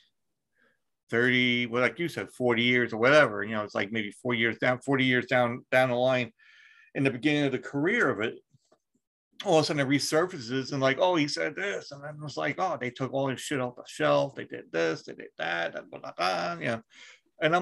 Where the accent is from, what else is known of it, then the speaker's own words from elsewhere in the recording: United States; I'm American